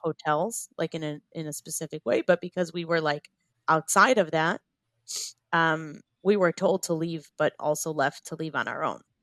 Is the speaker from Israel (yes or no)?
yes; Shuva, Southern District, Israel; we're from a little Moshav called Shuva